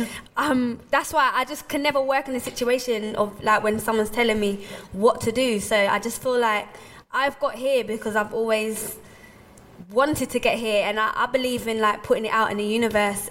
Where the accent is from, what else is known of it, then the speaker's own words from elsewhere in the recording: London, United Kingdom; growing up in Hackney